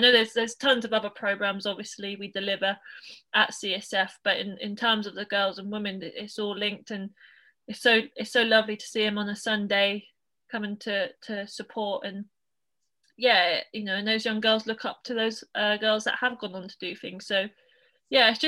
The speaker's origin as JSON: {"language": "English", "town": "Norwich", "region": "East of England", "country": "United Kingdom", "tie": "born or raised there", "also_born_or_lived": "United States", "said": "I'm from Norwich, grew up in Norwich"}